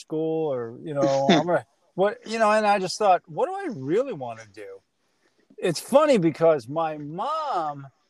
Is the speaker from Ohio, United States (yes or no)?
no; St. Louis, Missouri, United States; moved away as an adult; also born or lived in Cedar Rapids, Iowa; now in Maryland, United States; growing up in St. Louis